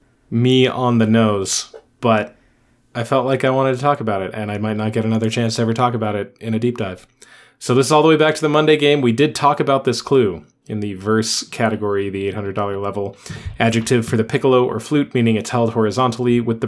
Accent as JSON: {"language": "English", "country": "United States", "said": "We are American."}